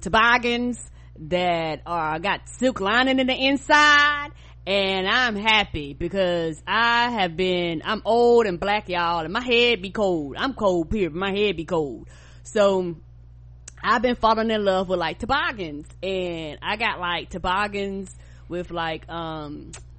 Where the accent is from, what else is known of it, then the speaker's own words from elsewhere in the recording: the South, United States; I'm from the South